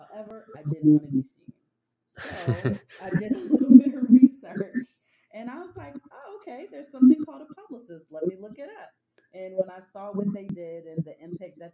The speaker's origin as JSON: {"language": "English", "region": "Maryland", "country": "United States", "also_born_or_lived": "California", "moved": "as an adult", "lives_now": "Los Angeles, United States", "said": "I'm originally from Maryland"}